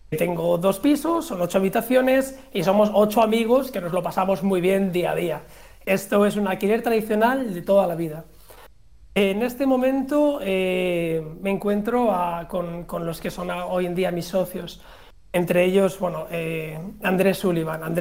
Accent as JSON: {"language": "Spanish", "country": "Spain", "said": "pero en Suiza nadie lo conocía. Y yo, como buen español, pues sabía las ventajas que esto podía tener."}